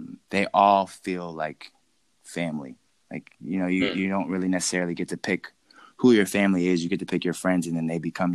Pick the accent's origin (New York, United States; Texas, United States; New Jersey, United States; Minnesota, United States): New Jersey, United States; moved away as an adult; also born or lived in Argentina; He's the one that convinced me to move back to New Jersey.